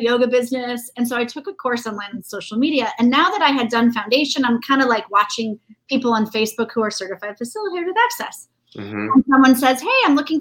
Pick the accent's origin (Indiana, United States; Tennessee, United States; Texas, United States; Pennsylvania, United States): Indiana, United States; growing up in Indiana